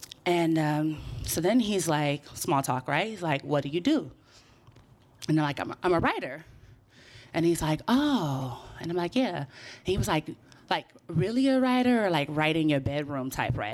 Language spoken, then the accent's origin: English; Oakland, California, United States; now in New York, United States; I'm from Oakland.